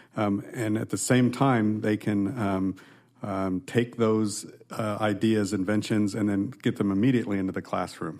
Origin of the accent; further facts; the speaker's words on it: Nebraska, United States; moved away as an adult; also born or lived in California / Texas; now in Iowa, United States; I'm a Midwesterner, born and raised in Nebraska